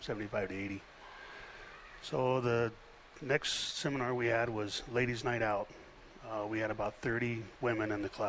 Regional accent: Texas, United States; I'm from Texas.

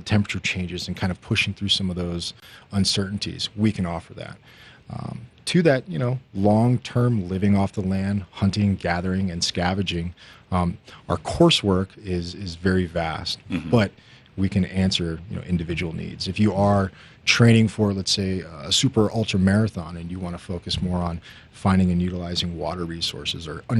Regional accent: Highlands Ranch, Colorado, United States; I grew up in Highlands Ranch, not too far from here, but when Highlands Ranch was about, you know, 50 homes.

